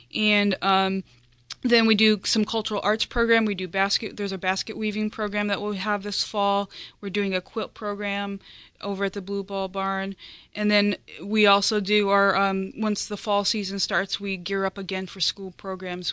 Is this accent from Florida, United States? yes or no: no; outside of Chicago in Indiana, United States; moved away as an adult; now in Delaware, United States; I grew up outside of Chicago in Indiana